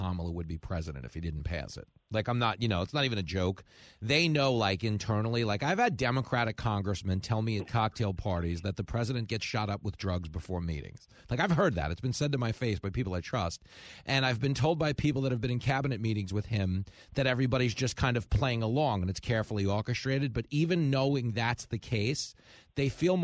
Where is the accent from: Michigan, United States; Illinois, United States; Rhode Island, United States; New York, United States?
New York, United States; I grew up in New York